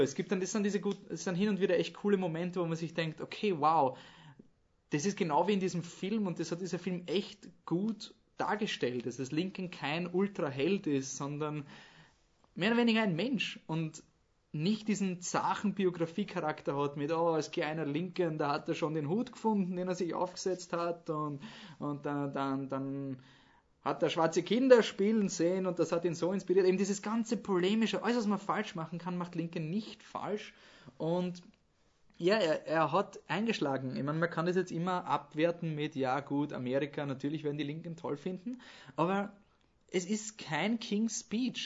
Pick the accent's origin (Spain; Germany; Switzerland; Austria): Austria; als Österreicher